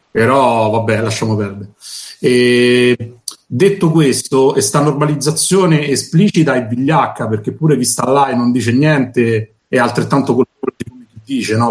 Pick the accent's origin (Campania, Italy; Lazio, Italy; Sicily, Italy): Lazio, Italy; Rome; io sono cresciuto a Torbella Monaca